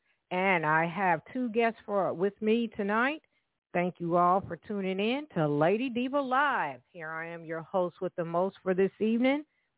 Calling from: Evansville, Indiana, United States; I'm calling from Evansville, Indiana, of course.

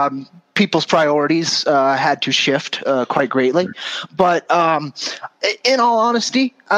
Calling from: New Mexico, United States; I'm calling in from northern New Mexico, actually.

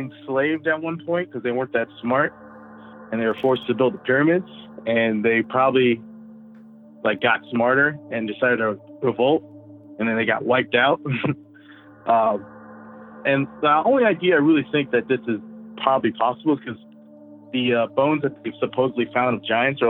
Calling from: Orlando, Florida, United States; from Orlando, Florida.

